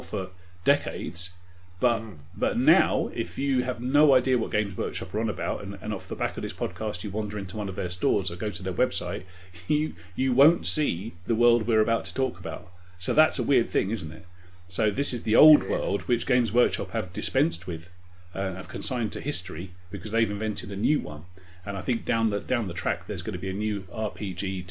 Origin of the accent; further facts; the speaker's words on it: United Kingdom; we are British